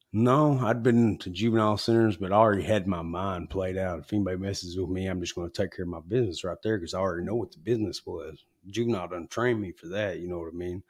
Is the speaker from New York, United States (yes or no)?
no; Newport, Arkansas, United States; I grew up in Newport, Arkansas